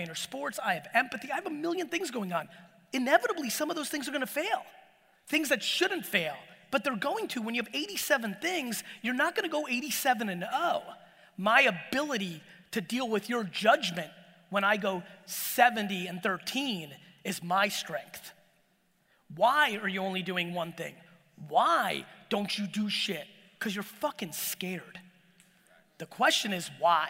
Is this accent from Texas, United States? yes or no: no; Edison, New Jersey, United States; born or raised there; English is a second language; also born or lived in Soviet Union